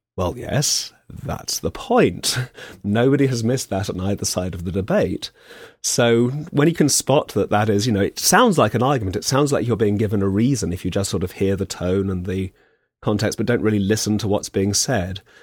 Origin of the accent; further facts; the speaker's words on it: England, United Kingdom; as an Englishman